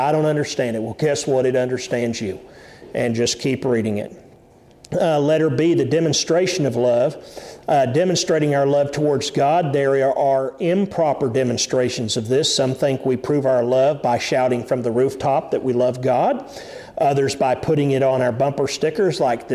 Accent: United States

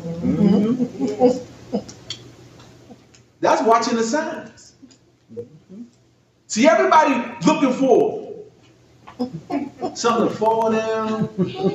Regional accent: Washington, District of Columbia, United States; I'm from Southeast Washington D.C.

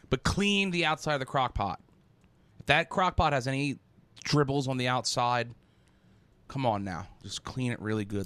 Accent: United States; I'm American.

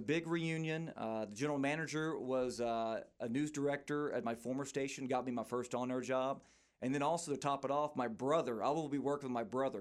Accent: Port Neches, Texas, United States; moved away as an adult; I'm from Port Neches, uh, in the Beaumont area

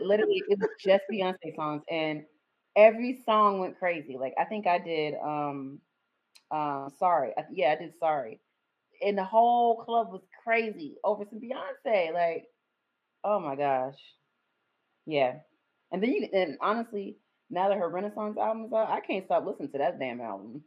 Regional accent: the South, United States; we grew up in the South. And so and I went to yeah. a southern school. I went to a southern college

